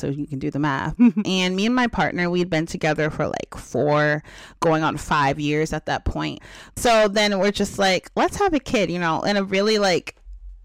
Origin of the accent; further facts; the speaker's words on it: East Coast, United States; I was born on the East Coast